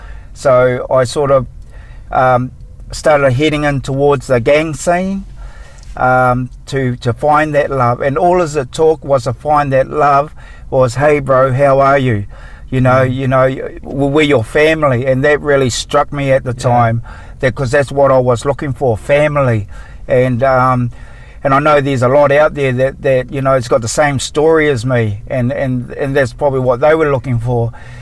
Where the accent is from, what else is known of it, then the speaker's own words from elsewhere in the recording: Napier, Hawke's Bay, New Zealand; All this happened in New Zealand, where I'm from. I'm actually from Napier, in Hastings. There's 16 of us. I'm the youngest out of the lot.